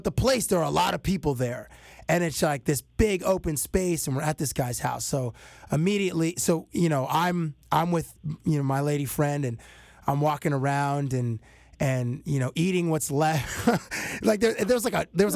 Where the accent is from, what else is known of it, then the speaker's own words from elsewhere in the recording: Toronto, Ontario, Canada; hey, Dr. Dre, I'm from Toronto